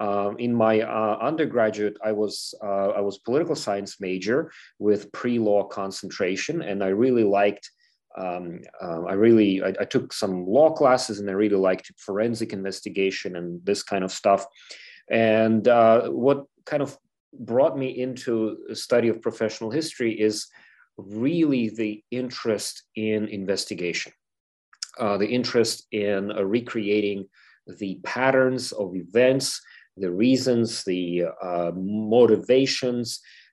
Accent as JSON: {"language": "English", "country": "Ukraine", "said": "And of course, I'm from Ukraine, so this is a very familiar subject to me, but I wanted to learn more."}